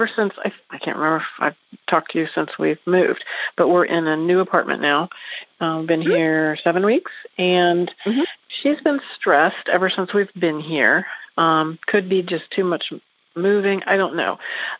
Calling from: Dayton, Ohio, United States; I'm calling from Dayton, Ohio, not far from the city of your birth in Columbus.

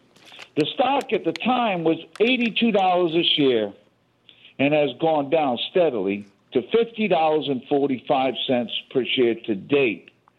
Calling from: Georgia, United States; from Georgia, first-time caller.

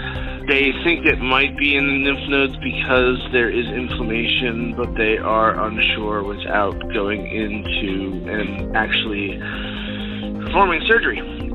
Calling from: Philadelphia, Pennsylvania, United States; I'm calling from Greater Philadelphia, Pennsylvania.

